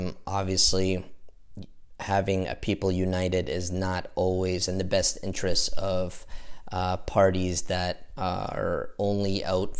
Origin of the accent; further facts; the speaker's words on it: Kuwait; born there; Moved down to Kuwait where with his family, and that's where I was born in Kuwait.